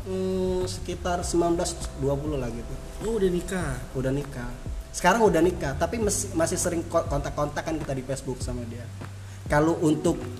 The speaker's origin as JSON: {"language": "Indonesian", "town": "Palembang", "region": "South Sumatra", "country": "Indonesia", "said": "saya ini kan dari Palembang ya Sumatera Selatan. Hmm. Jadi permainan di Palembang itu ada yang namanya permainan buah apa kamu sukai itu."}